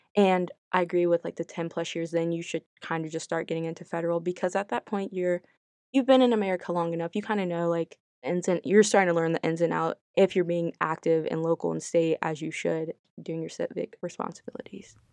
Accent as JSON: {"language": "English", "country": "United States", "said": "I'm African American"}